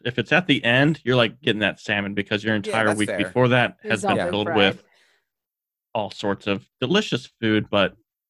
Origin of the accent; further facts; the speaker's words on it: Northeast, United States; We're from the Northeast.